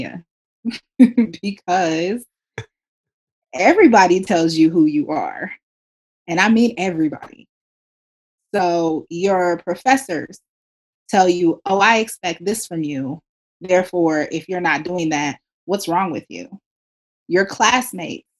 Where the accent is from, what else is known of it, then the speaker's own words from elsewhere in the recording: Kansas City, United States; moved away; growing up in Kansas City, the Black community there is very, very tight-knit.